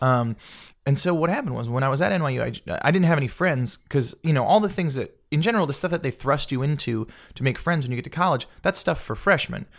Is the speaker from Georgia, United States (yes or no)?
yes; Marietta, Georgia, United States; also born or lived in New Jersey / Florida; I grew up in Flor-, in Georgia